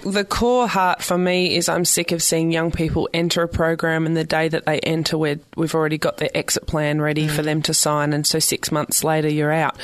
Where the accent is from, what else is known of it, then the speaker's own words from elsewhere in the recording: South Australia, Australia; accent: Aussie; moved away as an adult; also born or lived in Victoria, Australia; now in San Francisco, United States; I grew up in South Australia and I moved to the state of Victoria